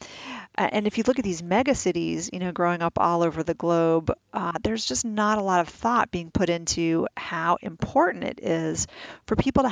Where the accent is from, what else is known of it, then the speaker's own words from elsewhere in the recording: New York City, New York, United States; I grew up in the city. I grew up in New York City.